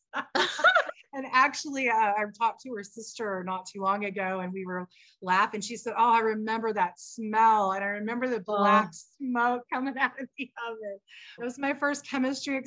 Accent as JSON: {"language": "English", "town": "Dallas", "region": "Texas", "country": "United States", "tie": "born or raised there", "moved": "yes", "lives_now": "San Diego, United States", "said": "My childhood growing up in Dallas"}